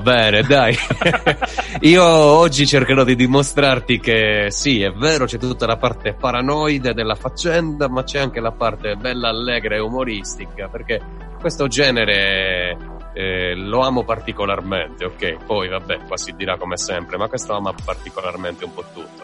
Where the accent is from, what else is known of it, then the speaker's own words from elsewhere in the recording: Sardinia, Italy; da sardo non da italiano